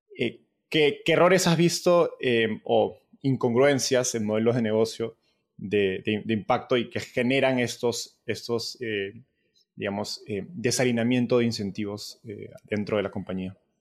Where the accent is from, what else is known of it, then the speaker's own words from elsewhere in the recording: Peru; como peruano